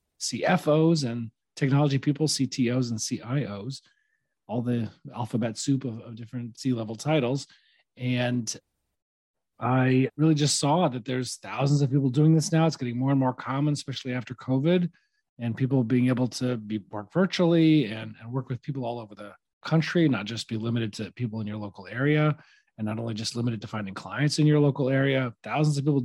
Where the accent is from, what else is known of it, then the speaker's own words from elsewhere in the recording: Nashville, Tennessee, United States; moved away as an adult; now in New York, United States; I grew up in Nashville, Tennessee, and went to college in New York, met my wife up here